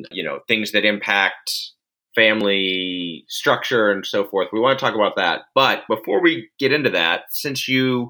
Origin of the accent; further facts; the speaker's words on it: United States; as an American